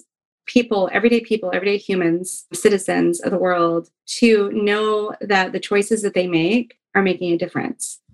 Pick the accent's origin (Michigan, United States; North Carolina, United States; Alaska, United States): Alaska, United States; Fairbanks; I'm from Alaska. I'm from Fairbanks, Alaska. And I'm a huge, like, hometown hero kind of girl.